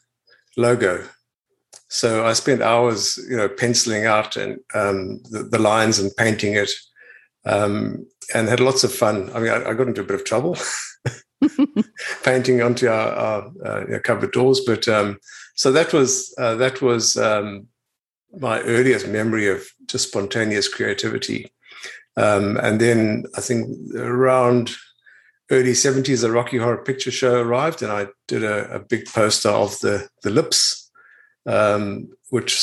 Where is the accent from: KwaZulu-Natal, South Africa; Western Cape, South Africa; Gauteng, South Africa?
Gauteng, South Africa; Pretoria; moved away as an adult; now in New Zealand; I was born in Pretoria and in South Africa in this in 1960